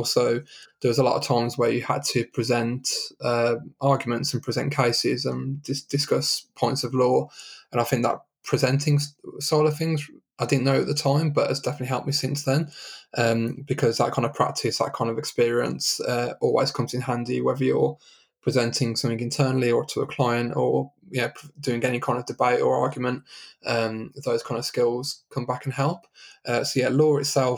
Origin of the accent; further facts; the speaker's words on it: Birmingham, West Midlands, United Kingdom; moved away as an adult; also born or lived in London; now in Leamington Spa, United Kingdom; my home growing up was Birmingham. So I lived in Birmingham until 2010